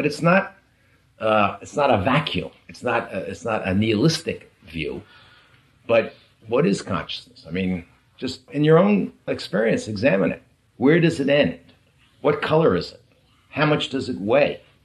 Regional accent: New York, United States; We're both from the East Coast. We're both from New York

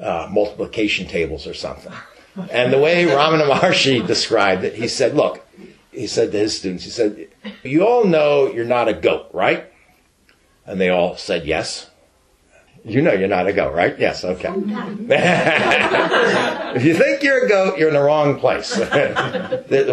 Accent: New York, United States; moved away; I'm from New York.

